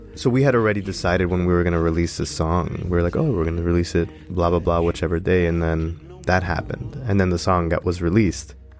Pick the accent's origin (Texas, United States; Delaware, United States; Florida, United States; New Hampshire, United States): Florida, United States; Miami; I was born in Florida